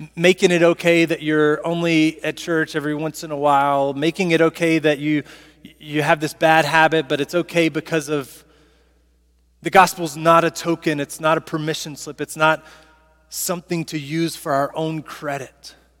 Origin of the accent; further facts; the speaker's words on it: Southaven, Mississippi, United States; I'm from South Haven, Mississippi